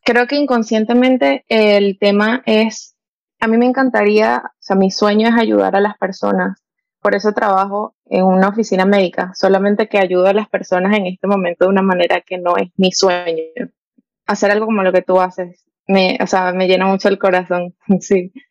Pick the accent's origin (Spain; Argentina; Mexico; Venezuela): Venezuela; now in United States; soy venezolana, tengo 24 y ahorita vivo en Estados Unidos.